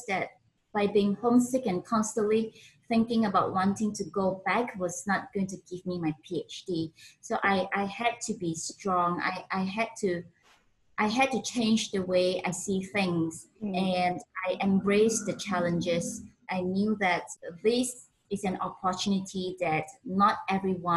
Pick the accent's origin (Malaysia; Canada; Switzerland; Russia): Malaysia; Penang; moved away as an adult; also born or lived in Oxford, United Kingdom / Sweden; I was born in Penang, Malaysia.